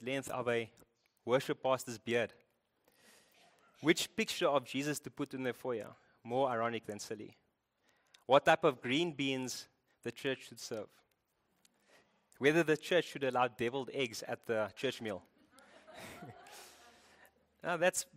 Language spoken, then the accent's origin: English; Cape Town, Western Cape, South Africa; I'm from Cape Town. You can hear